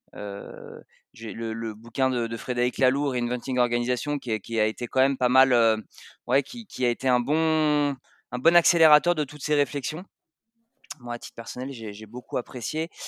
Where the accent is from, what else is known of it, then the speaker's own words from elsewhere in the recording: Savoy, Auvergne-Rhône-Alpes, France; je suis savoyard d'origine, euh, fan de ces origines-là